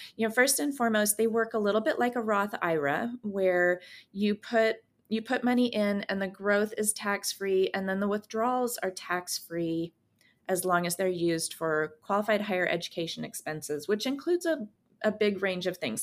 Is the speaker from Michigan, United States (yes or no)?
no; San Francisco Bay Area, California, United States; also born or lived in Germany; now in Portland, United States; I grew up in California in the, um, in the San Francisco Bay Area, and I live in Portland, Oregon now